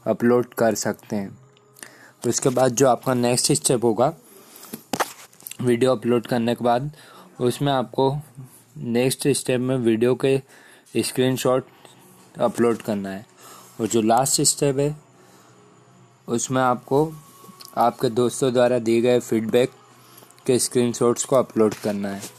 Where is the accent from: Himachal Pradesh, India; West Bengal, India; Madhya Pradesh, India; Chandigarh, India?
Madhya Pradesh, India; मैं मध्य प्रदेश से हूँ